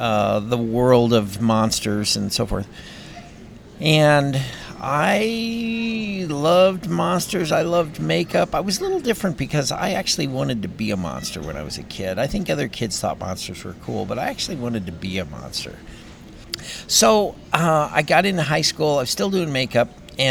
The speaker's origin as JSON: {"language": "English", "town": "Long Grove", "region": "Illinois", "country": "United States", "tie": "born or raised there", "said": "I was just a goofy kid growing up in Long Grove, Illinois"}